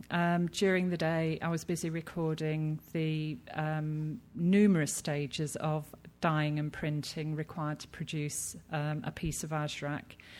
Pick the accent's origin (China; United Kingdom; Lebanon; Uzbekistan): United Kingdom; I'm British, and you know, we're taught as children uh, not to stare, it's rude.